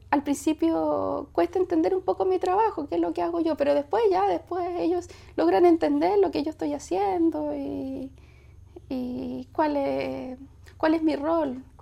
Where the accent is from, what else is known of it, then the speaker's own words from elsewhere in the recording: Valparaíso, Chile; born there; En Valparaíso.